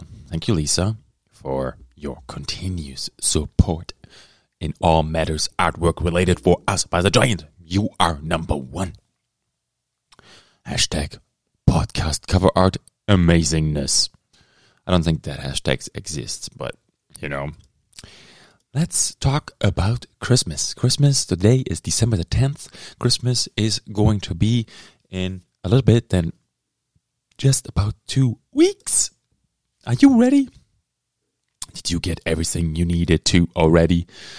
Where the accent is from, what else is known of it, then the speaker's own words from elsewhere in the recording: Texas, United States; Howdy, sir. I'm from Texas.